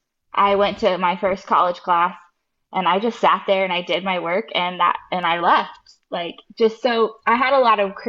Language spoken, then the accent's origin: English; Jacksonville, Florida, United States; I grew up here in Jacksonville